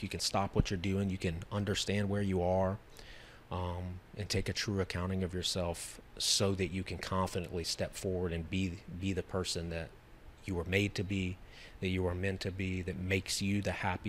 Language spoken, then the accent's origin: English; Louisiana, United States; also born or lived in Lafayette, Louisiana / Lake Charles, Louisiana; Lafayette, Louisiana. I'm from Louisiana. Lake Charles, Louisiana